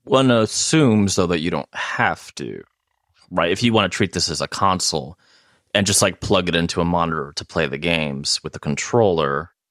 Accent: United States; I'm American

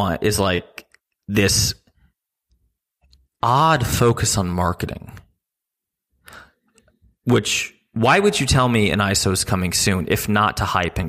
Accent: New Jersey, United States; I'm from New Jersey

